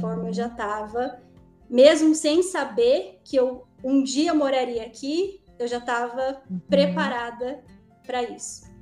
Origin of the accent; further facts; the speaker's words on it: interior of Paraná, Brazil; moved away as an adult; eu vim lá de uma cidade do interior do Paraná